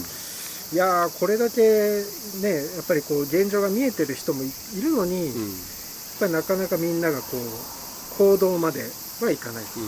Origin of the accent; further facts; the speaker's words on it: Tokyo, Japan; moved away as an adult; also born or lived in United States; now in Fukuoka, Japan; 生まれも育ちも東京